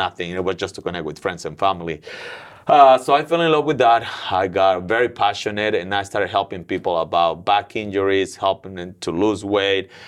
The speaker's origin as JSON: {"language": "English", "region": "Mexico City", "country": "Mexico", "moved": "as an adult", "lives_now": "Willow Glen, United States", "said": "I'm originally from Mexico City"}